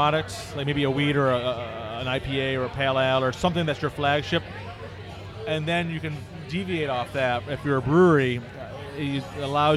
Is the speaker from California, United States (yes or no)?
no; Oswego County, upstate New York, United States; moved away as an adult; now in New York City, United States; I'm originally from upstate. I'm from about an hour north of Syracuse, Oswego County